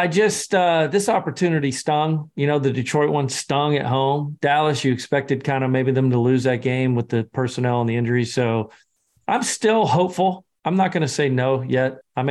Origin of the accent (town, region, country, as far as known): Scotland, United Kingdom